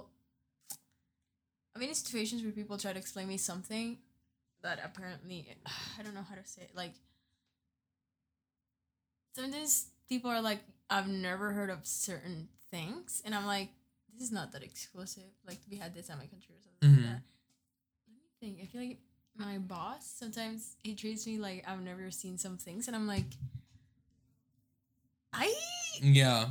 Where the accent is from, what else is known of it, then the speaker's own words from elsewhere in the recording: New Jersey, United States; New Jersey, right? Like, my driver's license is New Jersey.